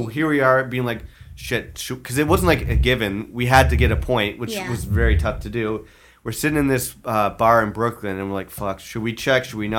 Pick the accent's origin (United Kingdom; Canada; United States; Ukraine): Canada; Ottawa, Ontario; now in Toronto, Canada; I'm from Ottawa, but we both live in Toronto